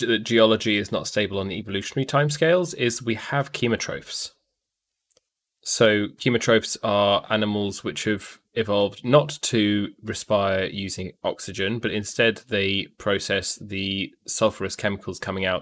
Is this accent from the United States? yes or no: no; United Kingdom; I'm British.